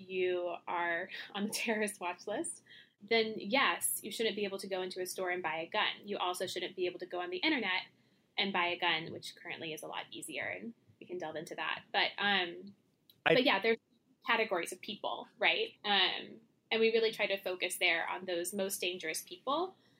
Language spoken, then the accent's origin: English; North Carolina, United States; moved away; I'm from North Carolina